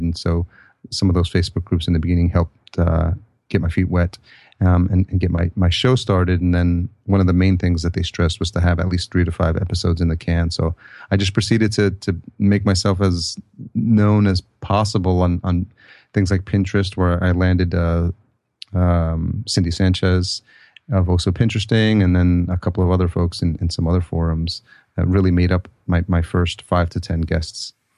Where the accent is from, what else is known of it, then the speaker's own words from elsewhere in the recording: New York, United States; growing up in the East Coast in, in New York.